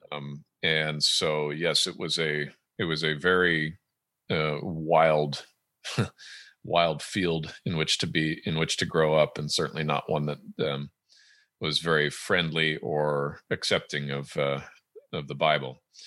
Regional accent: Southern California, United States; born or raised there; moved away as an adult; also born or lived in Edmonton, Alberta, Canada / Great Britain / Germany; now in Washington State, United States

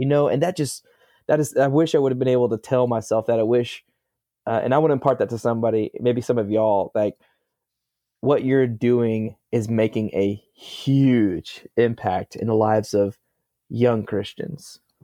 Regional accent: Gravette, Arkansas, United States; I'm from Gravitt, Arkansas

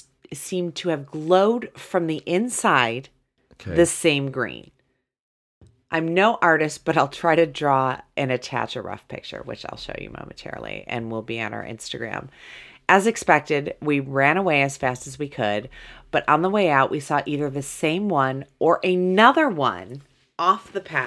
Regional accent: Muncie, Indiana, United States; I grew up in Muncie, Indiana.

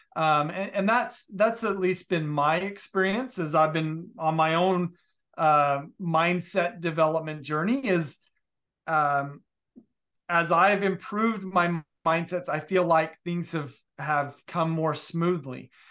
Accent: Utah, United States; I grew up in Utah

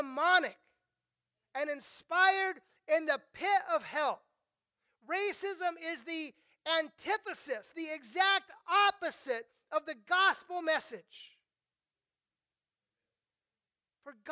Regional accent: Southern California, United States; I grew up mostly here in Southern California

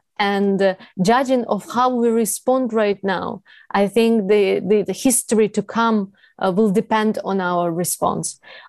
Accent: Kyiv, Ukraine; I'm in the western part of Ukraine. I left Kyiv, my hometown.

